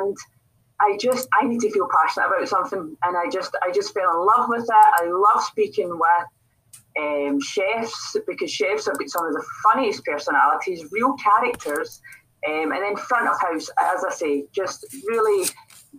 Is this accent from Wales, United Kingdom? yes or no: no; Glasgow, Scotland, United Kingdom; accent: Scottish; I'm what's known as a Glaswegian. So I'm based near the city of Glasgow